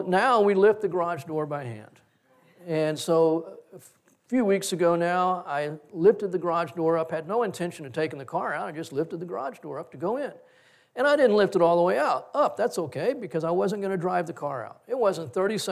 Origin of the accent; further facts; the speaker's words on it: Corpus Christi, Texas, United States; we grew up in Corpus Christi